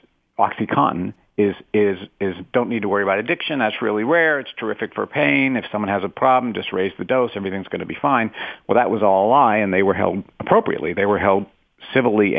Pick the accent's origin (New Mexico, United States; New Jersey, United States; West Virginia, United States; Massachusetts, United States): West Virginia, United States; I'm from West Virginia